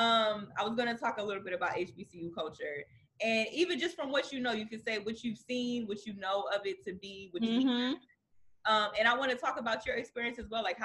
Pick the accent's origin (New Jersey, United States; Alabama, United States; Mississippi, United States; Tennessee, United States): New Jersey, United States; moved away as an adult; now in Atlanta, United States; I'm from Jersey.